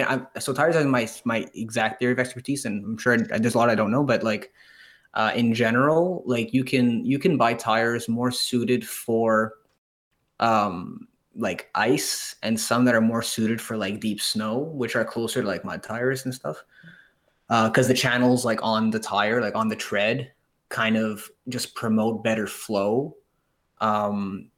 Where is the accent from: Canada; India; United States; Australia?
Canada; Montreal, Quebec; we're from Canada. Mm-hmm. for those of you guys who don't know, we're from Montreal.